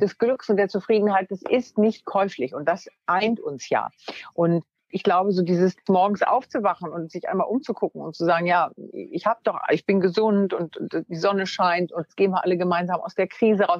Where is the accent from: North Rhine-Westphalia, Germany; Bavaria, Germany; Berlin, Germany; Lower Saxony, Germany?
Lower Saxony, Germany; Wunstorf; ich bin aufs äh, Gymnasium gegangen in Wunstorf, also da, wo ich herkomme, in Niedersachsen